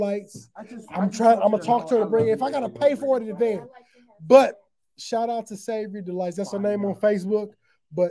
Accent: Aurora, Illinois, United States; I grew up around in Aurora, Illinois.

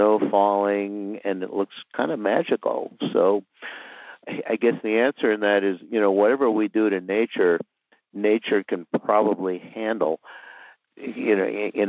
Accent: Minnesota, United States; moved away as an adult; also born or lived in Arizona; now in Western Massachusetts, United States; I grew up in Minnesota, and when I was a kid, I lived on the edge of a wonderful marshland

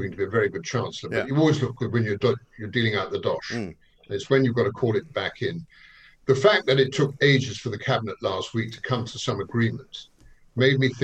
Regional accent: London, United Kingdom; being a Londoner myself

